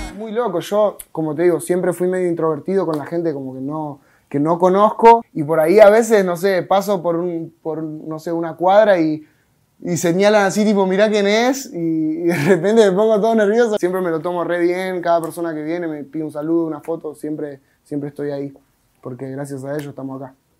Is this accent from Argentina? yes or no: yes; Monte Grande, Buenos Aires Province, Argentina; Vengo de zona sur de Buenos Aires, con urbano, vengo de Monte Grande